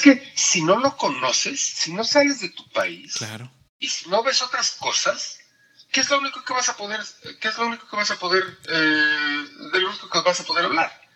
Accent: Mexico; first language Spanish; moved away as an adult; now in Austria; yo soy mexicano

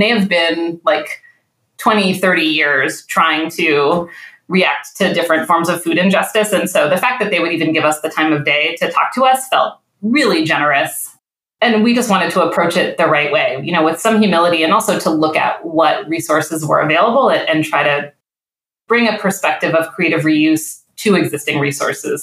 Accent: New England, United States; also born or lived in California / Midwest; now in Detroit, United States; I grew up in New England where now having lived in California and the Midwest, I go back home to New England

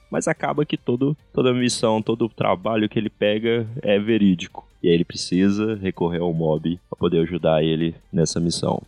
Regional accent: Brazil; a gente é brasileiro

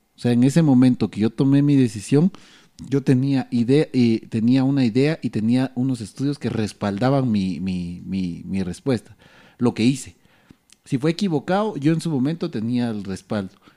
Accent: Guatemala; lo que como guatemaltecos no entendemos

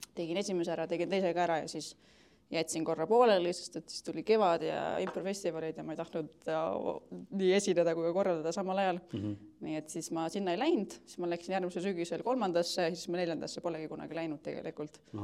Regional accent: Keila, Harju County, Estonia; now in Tallinn, Estonia; ma tulen äh, Keilast, aga elan Tallinnas juba viimased päris mitu aastat

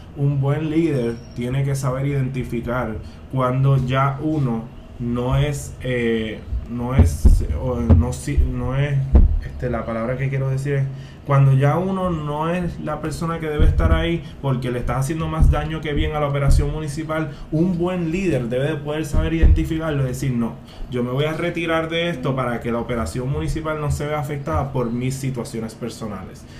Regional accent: Puerto Rico; tenemos la dicha de que nos criamos en el Puerto Rico

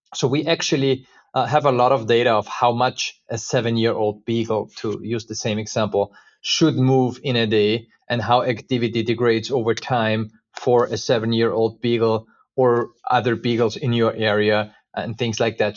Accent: Austria; moved away as an adult; also born or lived in United States; I was actually, uh, born and raised in Austria

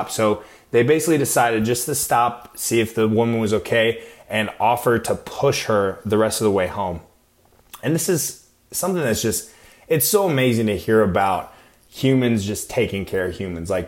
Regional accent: Arizona, United States; moved away as an adult; also born or lived in Iowa; now in California, United States; I'm originally from Iowa, but I was also kind of raised in Arizona. I mean, I went to high school there and everything, met my wife

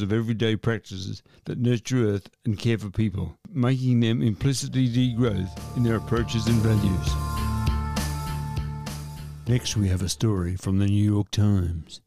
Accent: Shepparton, Victoria, Australia; my hometown of Shepparton

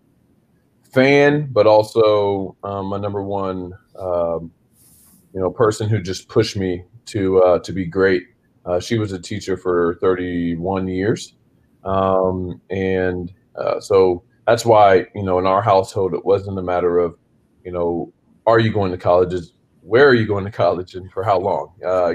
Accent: Springfield, Missouri, United States; moved away as an adult; now in Memphis, United States; I'm originally from Springfield, Missouri. So I'm a Midwest kid, and you know, went to Kickapoo High School

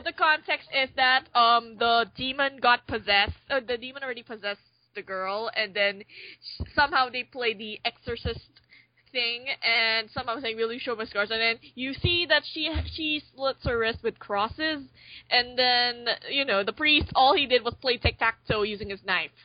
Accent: Philippines; I'm from the Philippines

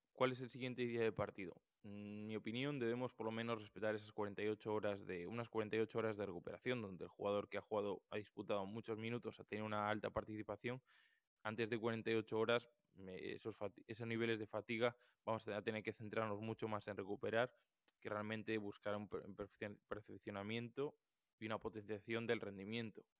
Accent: Galicia, Spain; yo, como buen gallego

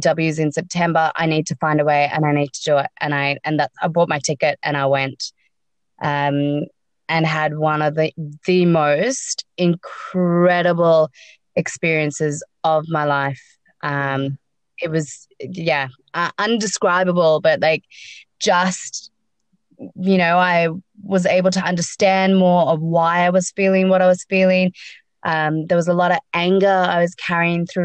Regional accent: Sydney, New South Wales, Australia; also born or lived in South Africa; I was born in South Africa, grown up in Sydney.

